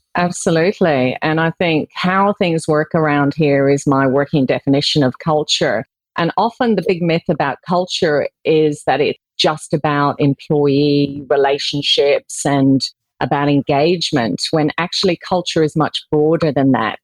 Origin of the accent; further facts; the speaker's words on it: Ireland; moved away as an adult; now in Australia; I was born in Ireland, um, as you can probably tell by my accent, um, but I moved to Australia in 1994 actually, and I've spent most of my life living here in Australia.